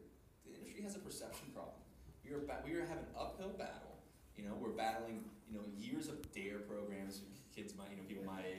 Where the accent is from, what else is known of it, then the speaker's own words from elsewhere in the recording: Florida, United States; I keep using Florida because I'm from Florida.